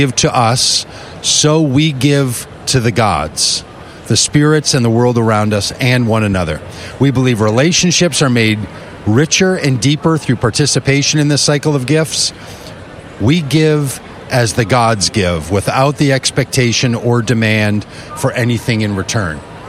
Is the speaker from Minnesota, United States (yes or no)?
yes; Minnesota, United States; I'm from Minnesota.